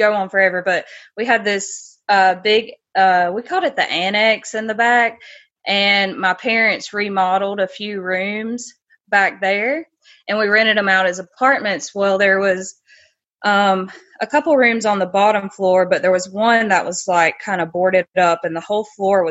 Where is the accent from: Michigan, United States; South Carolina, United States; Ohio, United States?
South Carolina, United States; accent: Southern; I'm from South Carolina